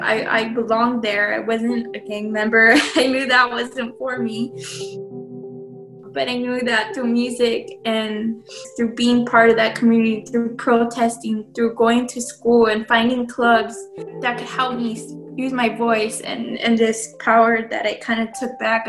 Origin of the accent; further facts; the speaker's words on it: Los Angeles, California, United States; growing up in East LA, there's a huge sense of community